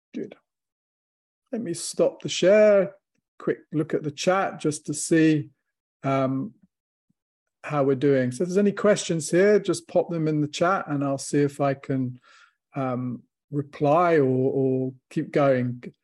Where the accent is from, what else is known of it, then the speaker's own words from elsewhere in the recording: Warwickshire, West Midlands, United Kingdom; I grew up in Warwickshire